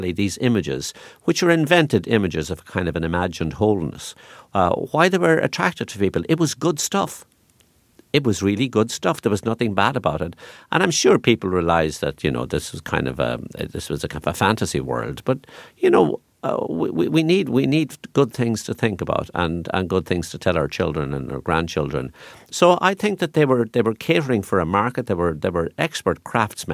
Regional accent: Ireland; growing up in Ireland and growing up in the rain and digging potatoes

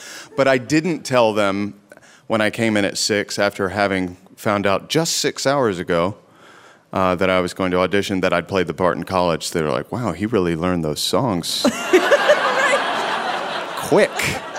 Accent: North Carolina, United States; moved away; I grew up in North Carolina, and both my parents are from a very small town and somewhat conservative

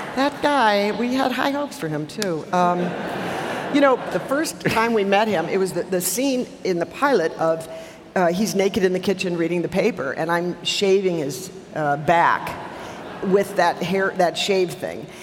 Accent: Milwaukee, Wisconsin, United States; I grew up in Milwaukee, on the south side of Milwaukee, uh, near Pulaski High School.

